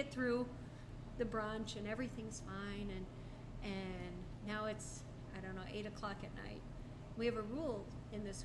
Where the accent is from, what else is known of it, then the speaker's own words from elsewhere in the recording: suburbs of Chicago, Illinois, United States; now in Arizona, United States; I grew up in the suburbs of Chicago